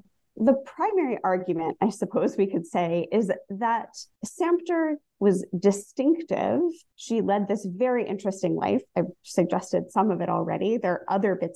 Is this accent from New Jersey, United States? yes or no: yes; New Jersey, United States; I grew up in New Jersey